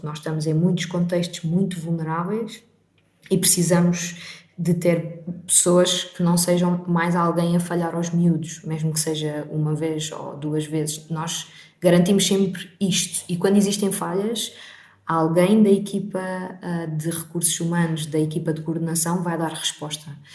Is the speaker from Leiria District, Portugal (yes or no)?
no; Portimão, Algarve, Portugal; moved away; o Algarve, e eu nasci em Portimão, não tem tantas oportunidades como uma grande cidade